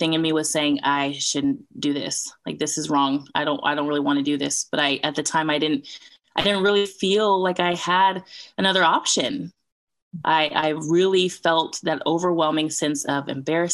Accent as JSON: {"language": "English", "area": "Bay Area", "region": "California", "country": "United States", "also_born_or_lived": "outside Atlanta, Georgia", "moved": "yes", "lives_now": "Atlanta, United States", "said": "I'm from the Bay Area, California, but currently live outside of Atlanta, Georgia."}